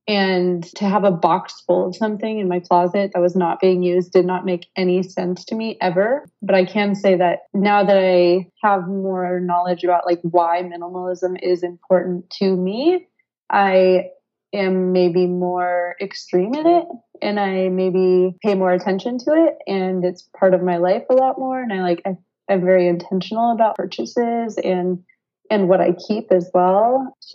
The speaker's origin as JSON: {"language": "English", "country": "United States", "moved": "as an adult", "lives_now": "France", "said": "I am living in France right now. I am from the United States."}